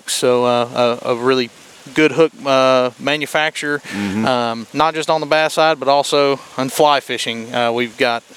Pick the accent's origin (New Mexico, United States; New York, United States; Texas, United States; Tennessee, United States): Tennessee, United States; Cleveland; I've been born and raised in Cleveland